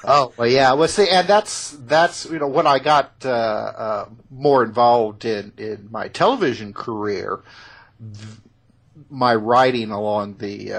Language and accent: English; Indiana, United States; I was born and raised in Indiana